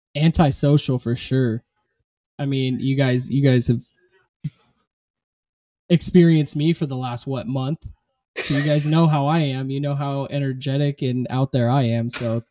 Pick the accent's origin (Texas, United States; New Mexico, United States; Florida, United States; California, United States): California, United States; Southern; I'm from Southern California.